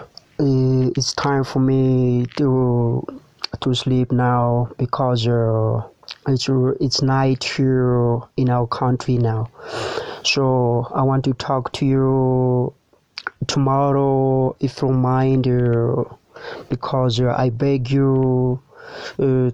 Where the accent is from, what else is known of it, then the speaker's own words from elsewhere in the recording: Antananarivo, Analamanga, Madagascar; English is a second language; I'm from Madagascar. In Tananarivo. Tananarivo is capital of the Madagascar.